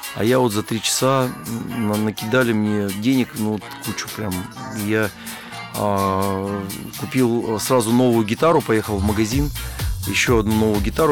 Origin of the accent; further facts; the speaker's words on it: Siberia, Russia; moved away as an adult; also born or lived in Novosibirsk / Moscow; это моя родина, моя малая родина, это Сибирь